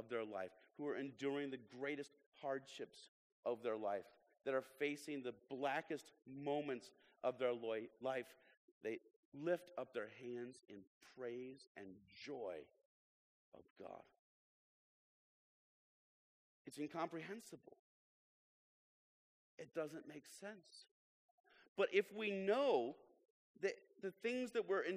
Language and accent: English; Illinois, United States; moved away; I'm from Illinois